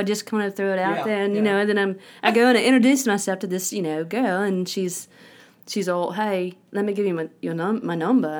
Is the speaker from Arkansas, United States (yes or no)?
yes; Little Rock, Arkansas, United States; accent: Southern; I'm from Arkansas, Little Rock.